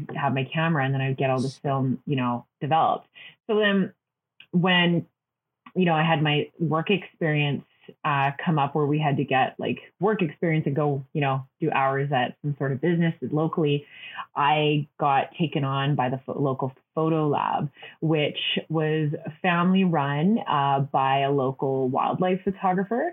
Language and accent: English; Hinton, Alberta, Canada; also born or lived in Vancouver; now in Calgary, Canada; The big pulp mill where I grew up in Hinton, Alberta